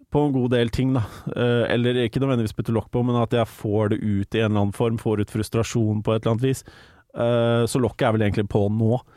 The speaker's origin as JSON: {"language": "Norwegian", "town": "Larvik", "region": "Vestfold", "country": "Norway", "tie": "born or raised there", "moved": "yes", "said": "back in the day hjemme i Larvik"}